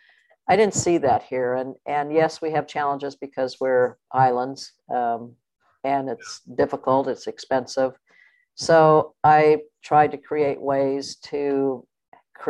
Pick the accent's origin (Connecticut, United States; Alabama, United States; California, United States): California, United States; now in Hawaii, United States; When I grew up in California, I was playing tournaments every day, all summer long, for $2